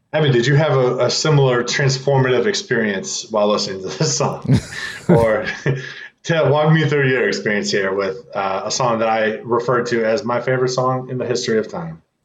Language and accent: English; Midwest, United States; also born or lived in California; now in East Coast, United States; I was born in California. I was raised in the Midwest. Here I'm on the East Coast